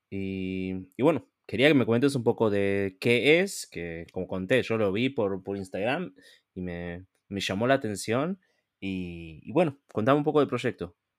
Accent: Argentina; moved away; yo también soy argentino

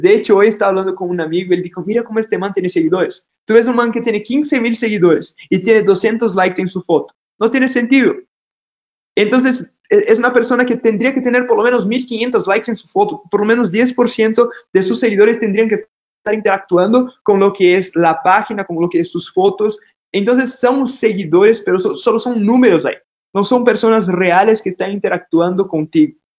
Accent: Brazil; Spanish is a second language; now in Ecuador; yo soy de Brasil, ya se dieron cuenta por mi acento

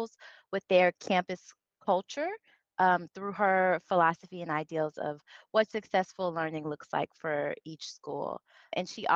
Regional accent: the South, United States; I'm from the South

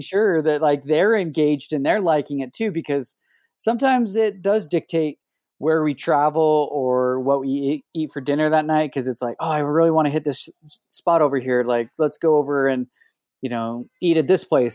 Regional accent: Oakley, Utah, United States; also born or lived in Salt Lake City, Utah; I'm actually from Oakley, Utah.

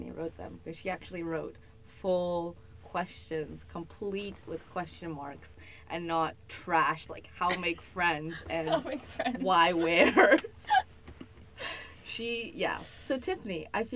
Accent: Houston, Texas, United States; Houston, which is my hometown

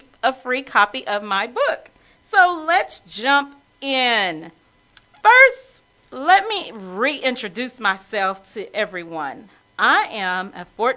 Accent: Wichita Falls, Texas, United States; moved away as an adult; now in Dallas, United States; I had moved to Dallas from my small hometown. Well, I wouldn't say small. People say it's small. I'm from Wichita Falls, Texas, y'all. And so I am a native Texan

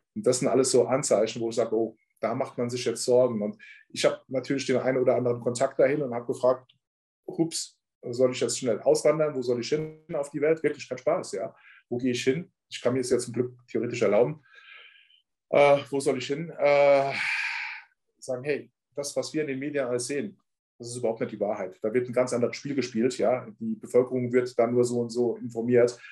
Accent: Ramstein-Miesenbach, Rhineland-Palatinate, Germany; now in Munich, Germany; ich komme ja wie gesagt aus Rammstein.

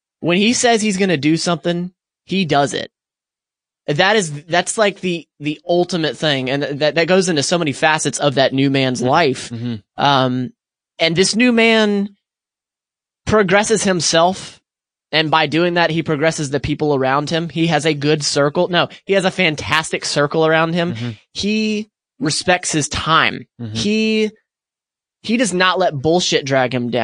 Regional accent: Pensacola, Florida, United States; I grew up in Pensacola, Florida

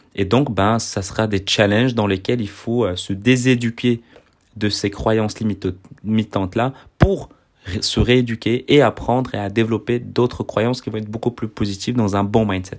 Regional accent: Belgium; je suis belge

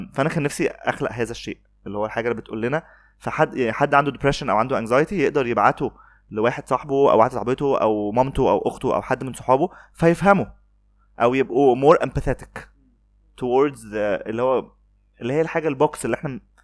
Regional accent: Alexandria, Alexandria Governorate, Egypt; انا اسكندراني

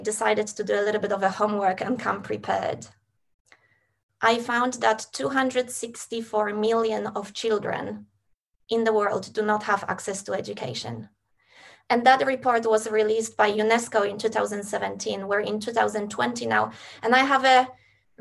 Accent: Poland; now in Australia; I was born in Poland and I had support and resources to relocate to Australia

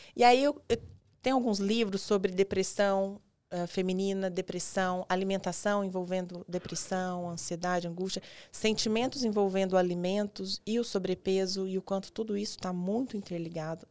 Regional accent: Goiás, Brazil; now in Araçatuba, Brazil; eu sou de Goiás

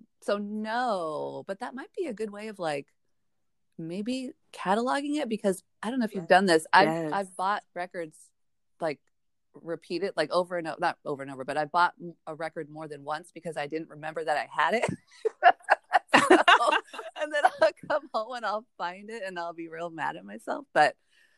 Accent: Ventura, California, United States; I'm from Ventura, right? So there's a lot of surfers here, big surf community. And growing up, it was like no out-of-towners

